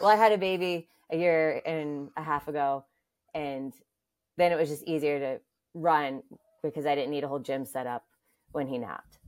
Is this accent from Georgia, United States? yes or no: yes; Atlanta, Georgia, United States; moved away as an adult; now in New York, United States; I'm originally from Atlanta, Georgia.